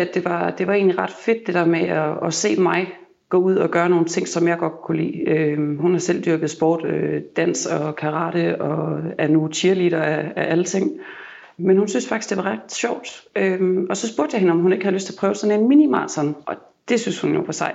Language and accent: Danish; Jutland, Denmark; now in Copenhagen, Denmark; jeg kommer fra Jylland af